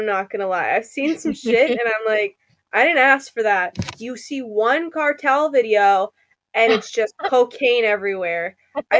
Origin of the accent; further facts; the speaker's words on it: East of England, United Kingdom; I'm from Essex. So I don't actually know. Next thing you know, I'm on the Geordie Shore.